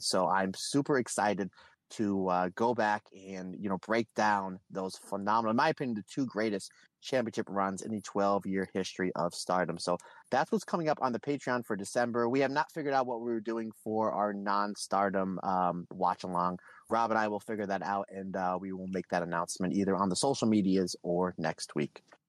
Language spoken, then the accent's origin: English; Old Forge, Pennsylvania, United States; my hometown of Old Forks, Pennsylvania, pizza capital of the world